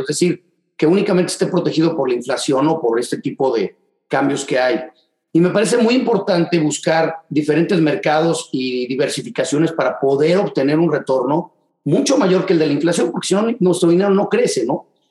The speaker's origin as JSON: {"language": "Spanish", "region": "Mexico City", "country": "Mexico", "also_born_or_lived": "Dallas, Texas", "moved": "as an adult", "lives_now": "Houston, United States", "said": "en la Ciudad de México, de donde soy originalmente"}